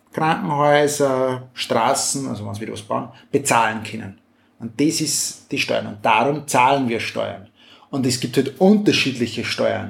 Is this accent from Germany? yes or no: no; Austria; Bei uns in Österreich